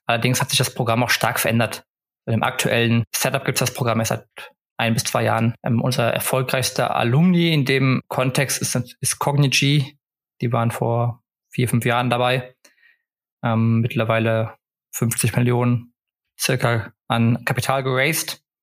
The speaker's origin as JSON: {"language": "German", "town": "Cologne", "region": "North Rhine-Westphalia", "country": "Germany", "also_born_or_lived": "Netherlands / United States / England / Stockholm, Sweden", "moved": "as an adult", "said": "ich bin ursprünglich aus Köln, bin also wieder zu Hause"}